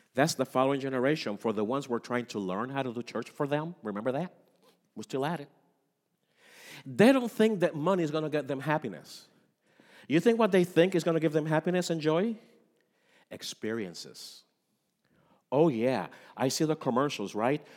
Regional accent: Puerto Rico; moved away; I am from Puerto Rico, and in Puerto Rico, the three wise men are very important. for our, our culture

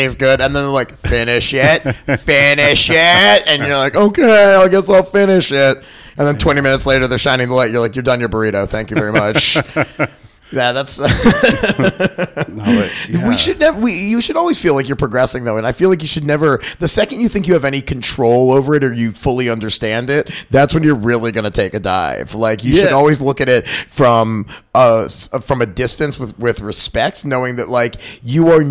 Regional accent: Baltimore, Maryland, United States; moved away; So I grew up in Baltimore, and I used to go to a bunch as a kid

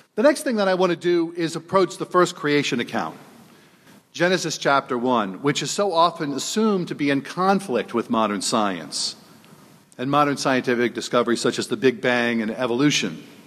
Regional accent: New Orleans, Louisiana, United States; moved away as an adult; now in South Bend, United States; I was born and raised in New Orleans

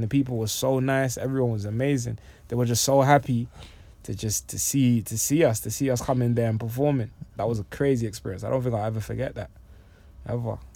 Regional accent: London, United Kingdom; also born or lived in Congo / New York; I'm originally from Congo and I left when I was, um, about six or seven years old. And I've been in, been in London since then

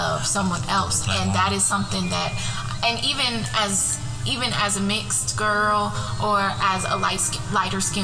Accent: Elko, Nevada, United States; moved away as an adult; also born or lived in Reno, Nevada / Alabama; I was born in Reno, and when I was in kindergarten, like, a little bit after kindergarten, we moved to this very, very small town in northern Nevada called Elko.

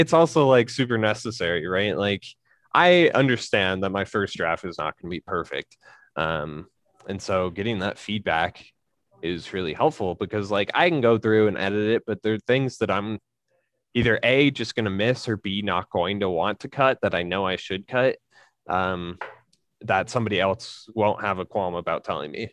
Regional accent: Colorado, United States; also born or lived in Sugar City, Idaho / New England; now in Idaho, United States; I grew up in Colorado

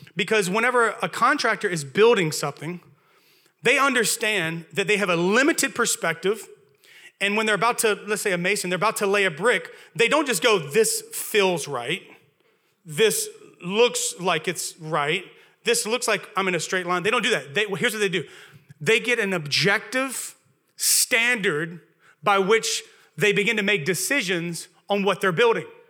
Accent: Louisiana, United States; accent: Southern; moved away; I'm from Louisiana originally

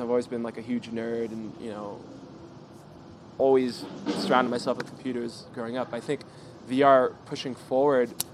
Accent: Southern California, United States; we're all from Southern California

